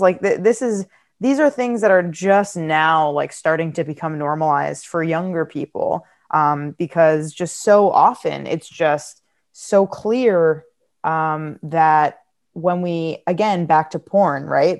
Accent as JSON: {"language": "English", "country": "United States", "said": "I'm American"}